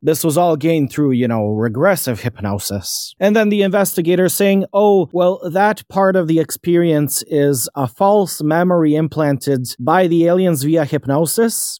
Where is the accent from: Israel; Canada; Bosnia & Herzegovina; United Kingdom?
Bosnia & Herzegovina; I'm a nobody from Bosnia